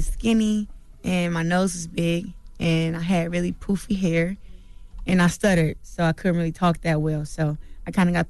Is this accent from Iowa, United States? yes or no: no; Flint, Michigan, United States; Flint, Michigan.